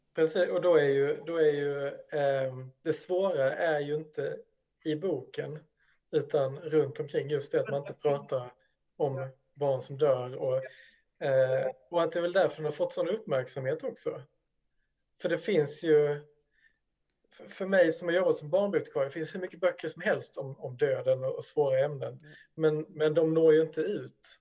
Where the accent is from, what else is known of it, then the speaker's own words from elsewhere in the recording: Sweden; som svensk